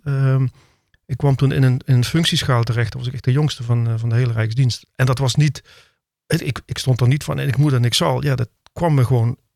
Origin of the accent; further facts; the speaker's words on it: Heerlen, Limburg, Netherlands; moved away as an adult; also born or lived in Simpelveld / The Hague; Ik voel me ook echt Limburger